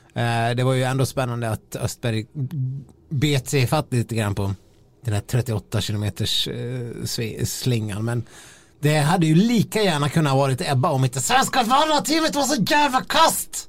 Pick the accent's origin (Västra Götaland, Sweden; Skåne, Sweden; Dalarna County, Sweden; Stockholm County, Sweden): Dalarna County, Sweden; moved away; de tre, fyra gångerna jag har varit hemma i Dalarna under vintern